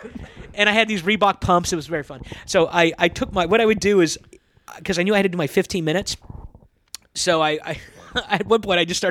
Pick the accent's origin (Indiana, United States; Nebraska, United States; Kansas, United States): Kansas, United States; moved away; I'm from Kansas